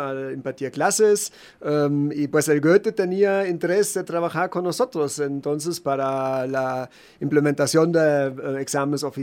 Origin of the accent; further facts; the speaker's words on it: Germany; accent: Mainz/Frankfurt accent; now in Guadalajara, Mexico; es nuestro acento en Mainz, Frankfurt, por este rumbo.